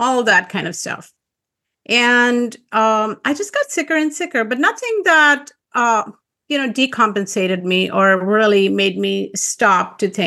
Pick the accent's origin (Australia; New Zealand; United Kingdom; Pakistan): Pakistan; moved away; I grew up in Pakistan